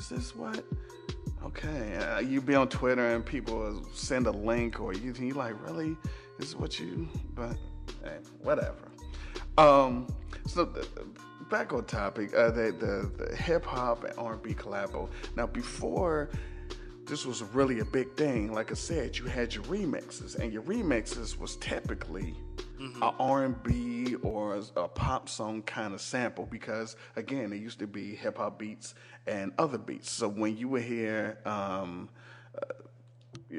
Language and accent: English; the North, United States; I'm from North